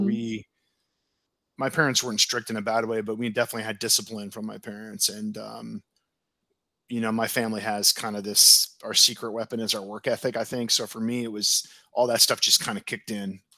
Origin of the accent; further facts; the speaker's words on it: Oregon, United States; moved away as an adult; I was from Oregon, and here I was on the other side of the country